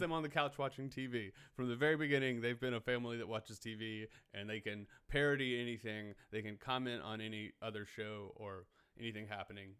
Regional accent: Hartsville, South Carolina, United States; moved away; I grew up in Hartsville, South Carolina, but I just went back for the holidays

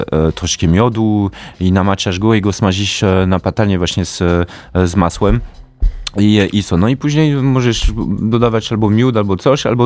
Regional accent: Kraśnik, Lublin Voivodeship, Poland; jestem z Kraśnika.

